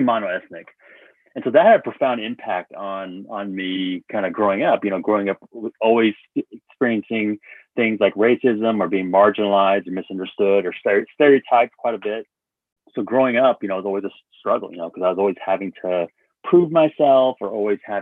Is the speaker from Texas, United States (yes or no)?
yes; Dallas, Texas, United States; growing up in Texas, you know, it was really challenging because I grew up in a community